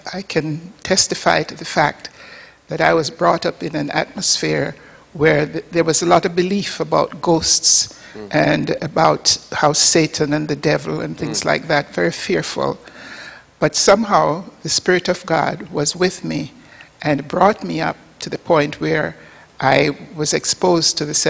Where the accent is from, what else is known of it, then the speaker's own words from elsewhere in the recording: Port Maria, Saint Mary, Jamaica; born there; I was born on the northern coast of Jamaica, a little village called Port Maria.